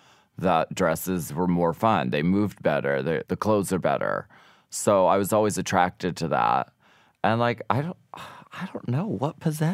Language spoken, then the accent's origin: English; Erie, Pennsylvania, United States; Erie, Pennsylvania.